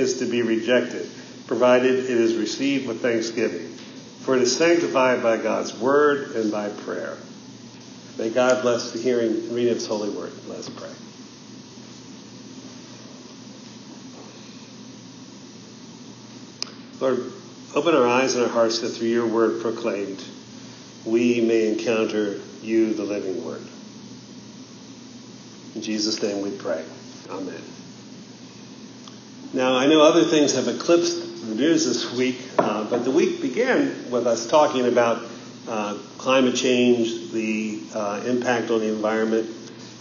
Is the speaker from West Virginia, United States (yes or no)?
yes; West Virginia, United States; moved away; I grew up first in West Virginia